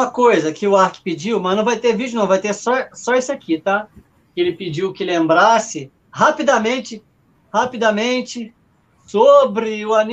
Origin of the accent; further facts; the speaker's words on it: Rio de Janeiro, Brazil; o meu abraço como carioca da Gema para a querida Teresina